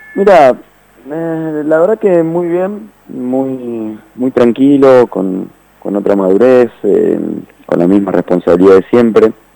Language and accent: Spanish; Argentina; also born or lived in Netherlands